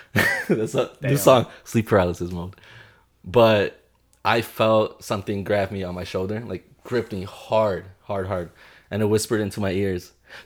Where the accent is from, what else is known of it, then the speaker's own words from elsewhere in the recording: Honduras; I'm from Honduras, también.